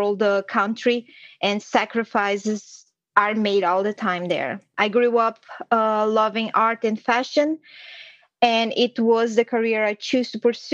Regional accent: Brazil; moved away; I was born and raised in Brazil in a small town where everyone knows each other

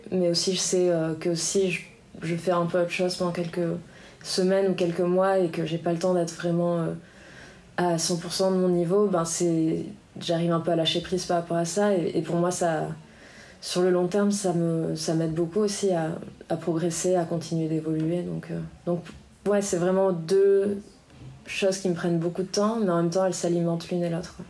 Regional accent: Biarritz, Nouvelle-Aquitaine, France; also born or lived in United States; j'ai grandi ici à Biarritz

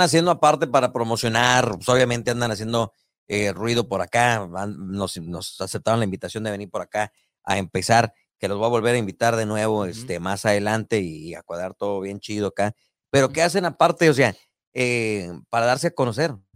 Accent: Tamaulipas, Mexico; yo soy de Tamaulipas

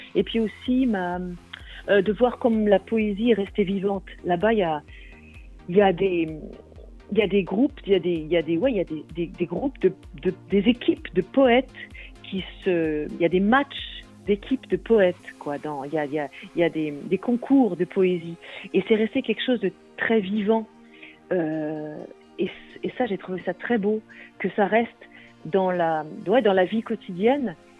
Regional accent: Brittany, France; first language Breton; French is a second language; moved away as an adult; also born or lived in Wales; je vis en Bretagne depuis presque toujours

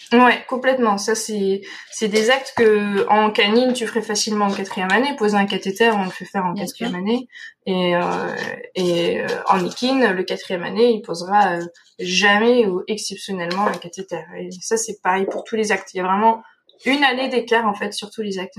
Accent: Dordogne, Nouvelle-Aquitaine, France; moved away as an adult; also born or lived in Nantes; moi je viens de Dordogne

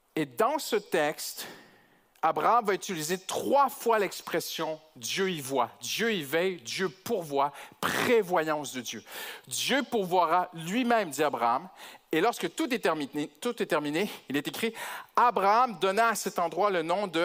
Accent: Canada; je suis canadien

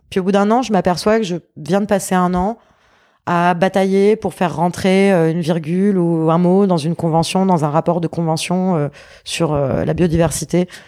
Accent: south of France, France; also born or lived in Paris; Alors, je suis née à Paris. Ouais. Euh, de parents parisiens, grands-parents parisiens, tout le monde était parisien. Et euh, quand j'avais 5 ans, euh, mes parents ont perdu tout ce qu'ils avaient et il leur restait une seule chose, c'était une maison dans le sud de la France

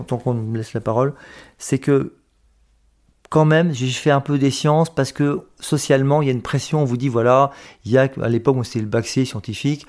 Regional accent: Metz, Grand Est, France; je suis né à Metz en 1963

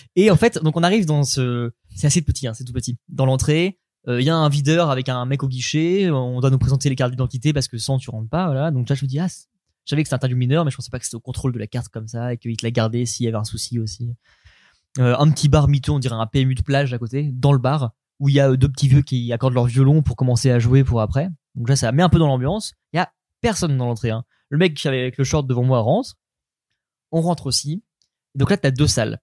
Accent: Caen, Normandy, France; moi, je suis de Caen

